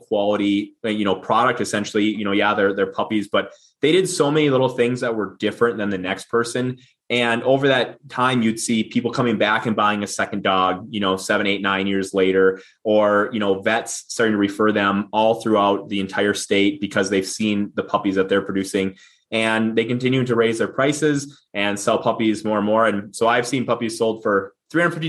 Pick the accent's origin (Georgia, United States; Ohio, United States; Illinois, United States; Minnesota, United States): Minnesota, United States; middle of; I grew up small farm, middle of Minnesota here. You probably hear it in my accent.